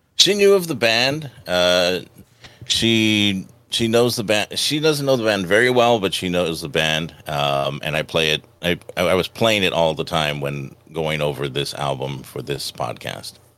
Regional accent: Los Angeles, California, United States; growing up in Los Angeles

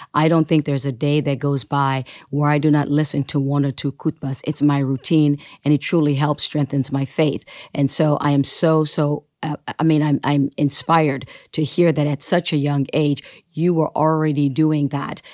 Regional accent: Sierra Leone; my native land, Sierra Leone

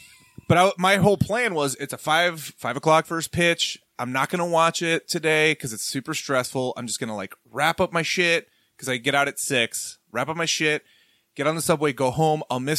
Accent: Atlanta, Georgia, United States; I'm from Atlanta

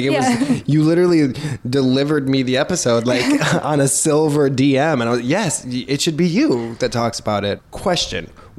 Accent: Chicago, Illinois, United States; also born or lived in Los Angeles; now in New York City, United States; I'm from Chicago.

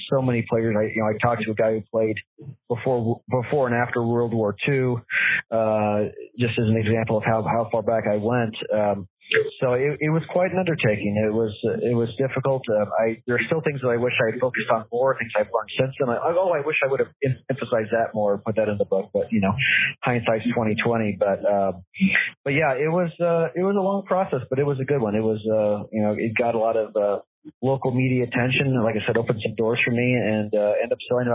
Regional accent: the Valley, Arizona, United States; I grew up in the Valley

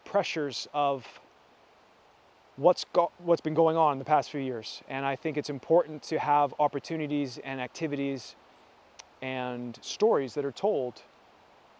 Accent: Canada; our country, Canada, where I'm from

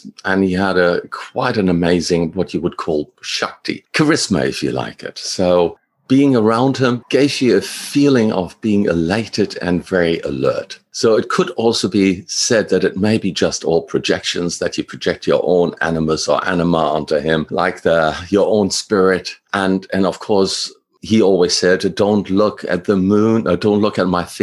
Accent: Germany; moved away as an adult; now in Australia; originally I'm from Germany. I came to Australia at 26 after I finished my studies

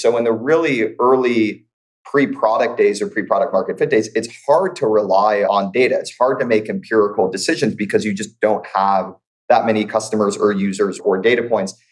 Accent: St. Louis, Missouri, United States; moved away as an adult; now in Bay Area, United States; I'm born and raised in St. Louis, Missouri, migrated out to the Bay Area over a decade ago for school.

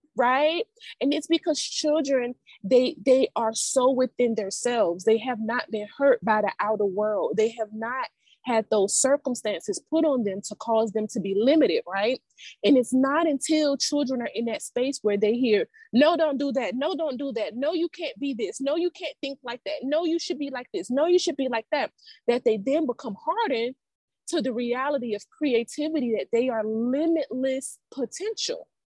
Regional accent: Savannah, Georgia, United States; also born or lived in Atlanta, Georgia; I'm from Savannah

